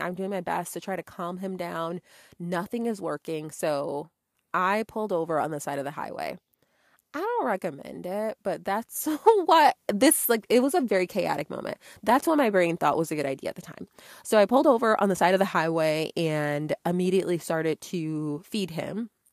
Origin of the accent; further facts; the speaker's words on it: Connecticut, United States; moved away as an adult; now in Georgia, United States; I grew up in Connecticut and I had moved out of state to Georgia